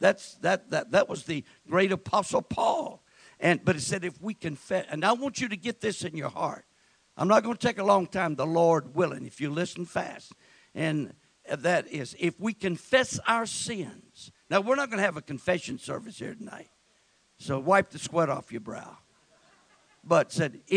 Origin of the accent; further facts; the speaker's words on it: West Texas, United States; I was born and raised in West Texas in my formative years